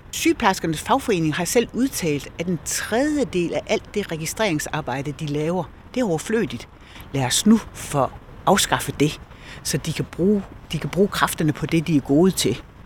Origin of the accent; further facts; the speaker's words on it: Esbjerg, Southern Denmark, Denmark; jeg er jo Esbjergenser. Jeg er født og opvokset her